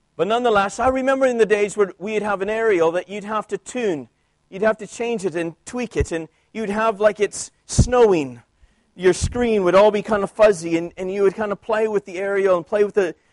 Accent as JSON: {"language": "English", "country": "Canada", "tie": "born or raised there", "moved": "yes", "said": "I grew up in Canada where French is our second language"}